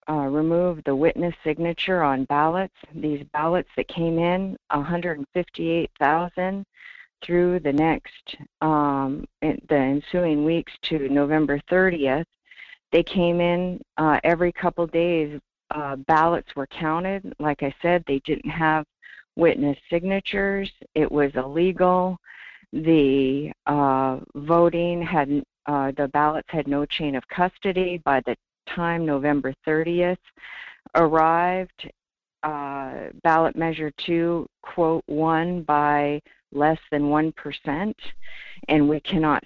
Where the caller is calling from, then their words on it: Talkeetna, Alaska, United States; I'm calling from Talkeetna.